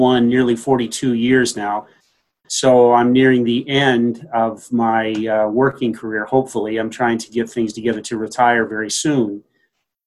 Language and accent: English; Davenport, Iowa, United States; moved away as an adult; also born or lived in Staunton, Virginia; now in Saranac Lake, United States; I was born in Davenport, Iowa. So, and I went to school in the Midwest. So I was a Midwesterner in my formative years